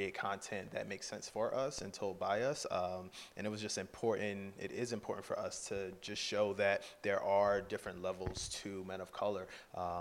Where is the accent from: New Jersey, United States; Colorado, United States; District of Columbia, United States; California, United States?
New Jersey, United States; also born or lived in Philadelphia, Pennsylvania; I went to high school in South Jersey